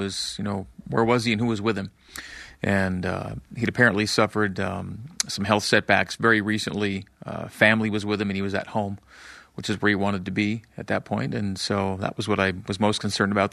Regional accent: Canada; now in Utah, United States; growing up in Canada

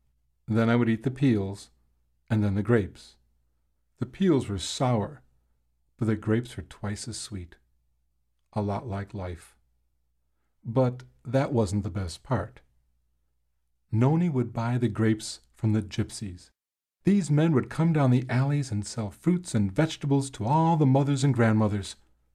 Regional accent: Chicago, Illinois, United States; When I was a boy growing up in Chicago

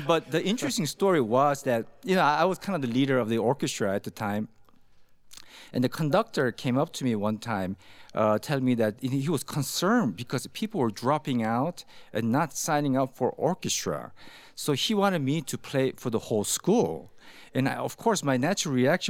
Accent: California, United States; moved away as an adult; now in Utah, United States; growing up in California

